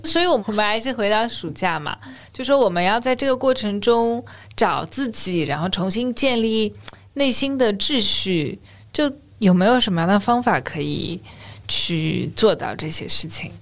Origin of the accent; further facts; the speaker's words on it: China; 我们中国人对悠闲的一个态度